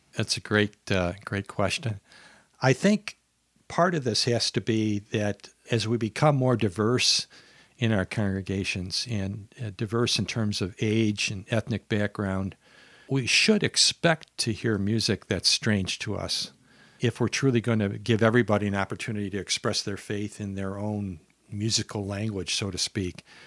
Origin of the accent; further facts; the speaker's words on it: Minnesota, United States; I'm from Minnesota here in the southern half of Minnesota.